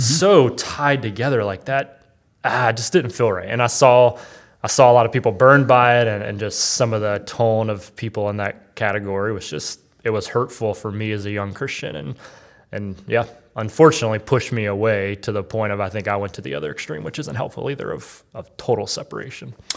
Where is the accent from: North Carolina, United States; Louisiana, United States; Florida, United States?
North Carolina, United States; I grew up in North Carolina in kind of the, you know, the South